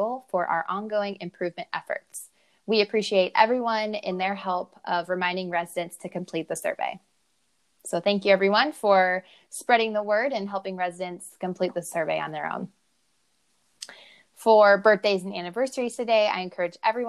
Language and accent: English; Iowa, United States